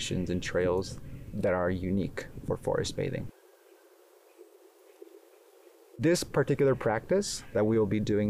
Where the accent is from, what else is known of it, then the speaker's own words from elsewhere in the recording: Oaxaca, Mexico; moved away; I was born and raised in Oaxaca, Mexico